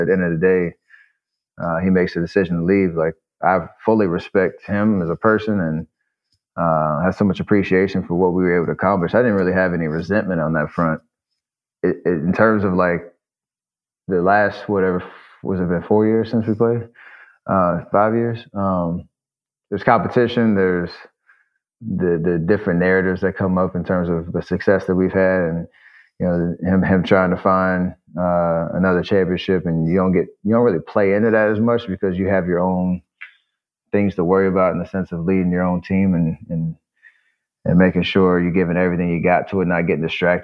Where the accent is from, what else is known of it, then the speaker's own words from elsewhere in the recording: Charlotte, North Carolina, United States; growing up in Charlotte